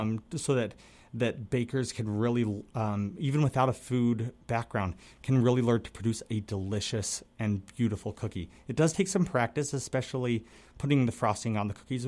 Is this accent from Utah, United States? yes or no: yes; Salt Lake City, Utah, United States; also born or lived in Minnesota; now in Wisconsin, United States; I'm from Salt Lake